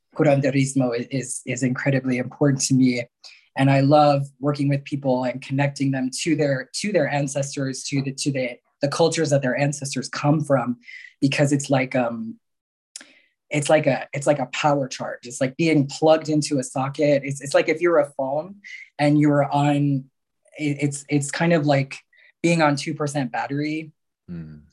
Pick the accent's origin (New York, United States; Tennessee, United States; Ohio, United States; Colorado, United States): New York, United States; New York area, United States; also born or lived in Mexico; I was born in Mexico, um, and uh, both, well, my one biological parent died when I was very young. Another was deemed unfit, and so I was um, adopted, taken into the United States, and uh, was raised mostly in the New York area